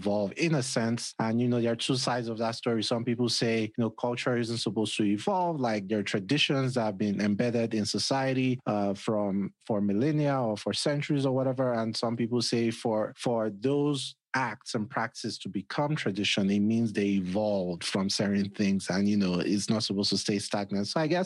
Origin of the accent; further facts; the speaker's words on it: Nigeria; moved away as an adult; now in United States; I grew up back home in Nigeria, but I don't necessarily know how to speak the language